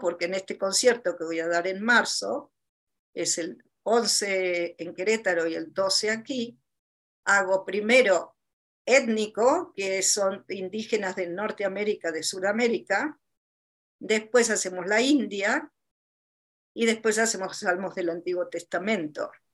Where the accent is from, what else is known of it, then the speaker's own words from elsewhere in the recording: Buenos Aires, Argentina; moved away; also born or lived in Chile; En Argentina, bueno, en Buenos Aires, donde yo nací